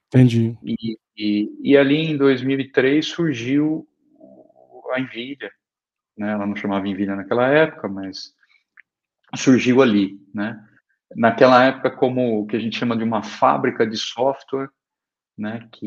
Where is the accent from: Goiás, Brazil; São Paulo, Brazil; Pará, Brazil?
São Paulo, Brazil; Araraquara; Eu sou eu sou do eu sou do interior de São Paulo, de Araraquara.